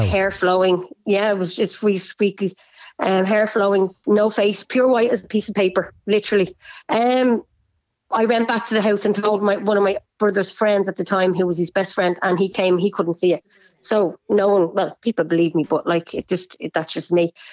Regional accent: Bray, Leinster, Ireland; I'm from Bray

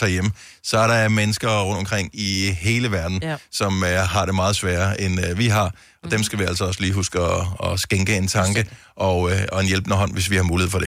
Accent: Bogense, Southern Denmark, Denmark; moved away; also born or lived in Esbjerg / Odense; jeg er opvokset i Bogense på Nordfyn, og øh, jeg føler, at jeg kommer hjem

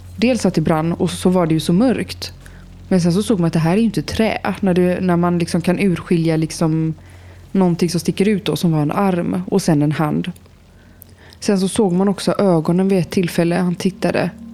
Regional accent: Eskilsby, Västra Götaland, Sweden; Vi är då i den här lilla byn som jag växte upp i, Eskilsby, som ligger utanför Landvetter

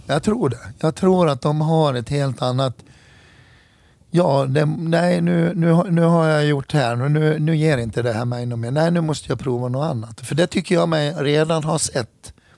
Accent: Hedemora, Dalarna County, Sweden; Jag är född och uppvuxen i Hedemora

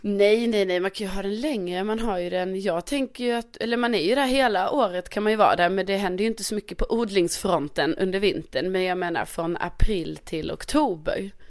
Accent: Skåne, Sweden; also born or lived in Värmland; jag är ju ändå från Skåne och vi råkar ju ha en egen flagga

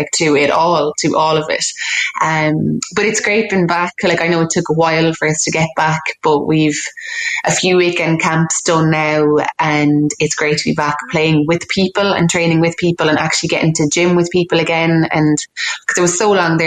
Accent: West Clare, Munster, Ireland; Growing up in West Clare

